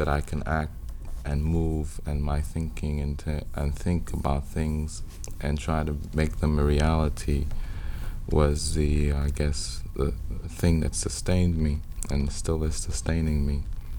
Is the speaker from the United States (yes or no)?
yes; New York, United States; also born or lived in West Indies; Well, I was born in Harlem, in Harlem Hospital. But my parents were also from Trinidad.